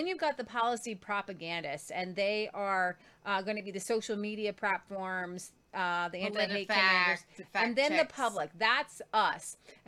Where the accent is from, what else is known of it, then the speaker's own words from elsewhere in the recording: Croatia; I would most likely stay in my home country of Croatia.